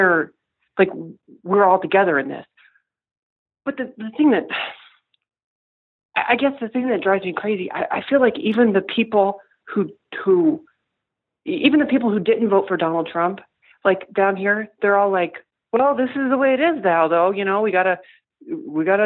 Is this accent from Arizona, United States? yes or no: no; Missouri, United States; also born or lived in Chicago; I grew up here in Missouri, and I moved to Chicago